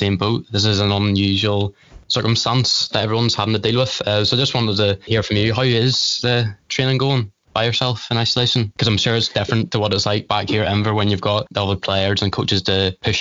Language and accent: English; Larne, Northern Ireland, United Kingdom; I'm from Lauren originally